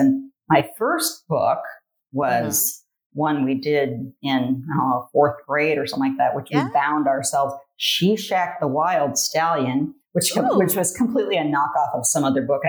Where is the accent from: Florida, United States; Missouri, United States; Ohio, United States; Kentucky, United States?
Ohio, United States; Licking County; also born or lived in Taos, New Mexico; I grew up in Licking County. So yeah, it's in Ohio. It's probably 45 minutes northeast of Columbus. I grew up on a farm